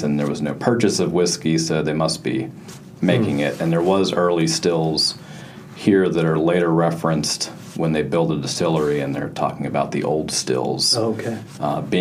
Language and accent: English; Western Pennsylvania, United States; moved away; the area that I'm from, which is Western Pennsylvania